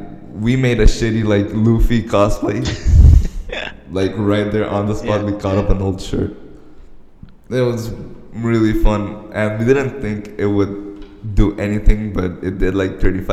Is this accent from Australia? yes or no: no; Venezuela; I'm from Venezuela.